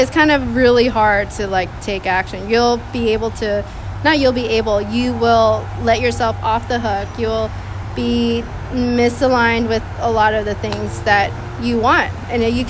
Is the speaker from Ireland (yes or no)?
no; Texas, United States; moved away; I am from Texas.